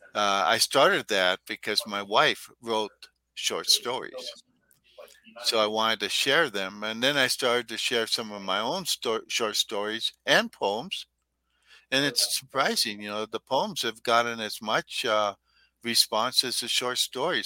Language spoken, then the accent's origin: English; Minnesota, United States; I was from Minnesota.